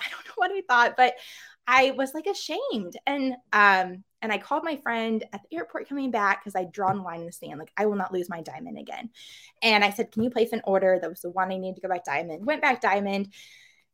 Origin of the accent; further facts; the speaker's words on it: Missouri, United States; I'm from Missouri